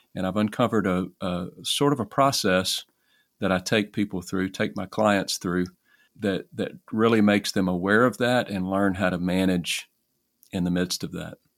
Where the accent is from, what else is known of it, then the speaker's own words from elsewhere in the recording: Alexandria, Louisiana, United States; I am from Alexandria, Louisiana, in the United States